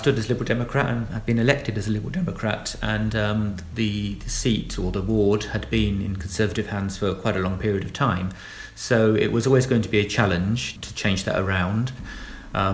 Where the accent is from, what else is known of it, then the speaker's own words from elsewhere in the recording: Milton Keynes, South East England, United Kingdom; moved away as an adult; also born or lived in London / Lancaster; now in Tisbury, United Kingdom; Yeah, so I was born in Milton Keynes, although when I was born it wasn't quite Milton Keynes yet. It's obviously a new city that was devised in 1967, and I was born in 1968, so I kind of grew up with the city, really.